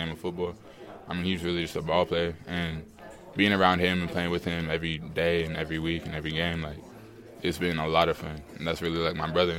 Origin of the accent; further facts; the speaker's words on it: Seattle, Washington, United States; growing up in Seattle my whole life